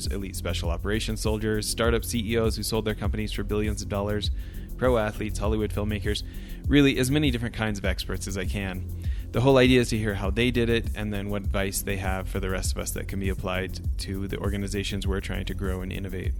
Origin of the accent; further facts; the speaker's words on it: Alberta, Canada; now in Irvine, United States; from Alberta as well, ended up in Irvine